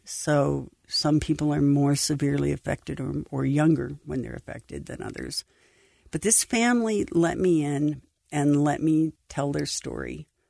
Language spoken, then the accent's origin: English; Idaho Falls, Idaho, United States; I grew up in Idaho Falls